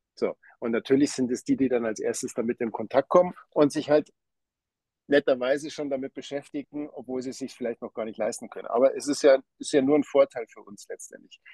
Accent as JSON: {"language": "German", "town": "Hengersberg", "region": "Bavaria", "country": "Germany", "moved": "as an adult", "lives_now": "Switzerland", "said": "ich komme ursprünglich aus Hengersberg, aus Niederbayern."}